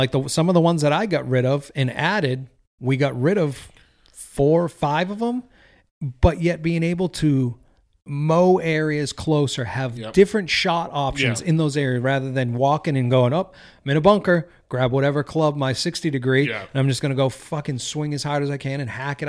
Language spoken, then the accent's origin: English; Boston, Massachusetts, United States; Just like I'm from Boston.